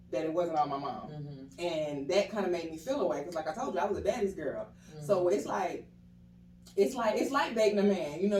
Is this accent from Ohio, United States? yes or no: no; Atlanta, Georgia, United States; also born or lived in Harrisburg, Pennsylvania; I am 32 years old. I'm originally from, I was born in Harrisburg, Pennsylvania, but I was raised in Atlanta been here since the fourth grade, and I don't think I'm going nowhere.